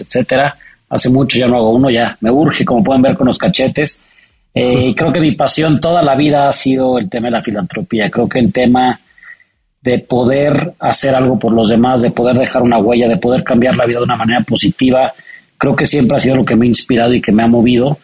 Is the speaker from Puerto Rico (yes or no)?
no; Mexico City, Mexico; nací en la Ciudad de México, vivo en la Ciudad de México